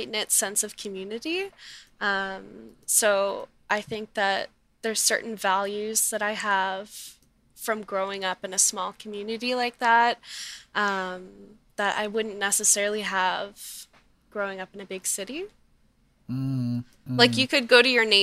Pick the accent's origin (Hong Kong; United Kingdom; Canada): Canada; Middleton, Nova Scotia; moved away as an adult; now in Halifax, Canada; I grew up in Middleton in the Valley.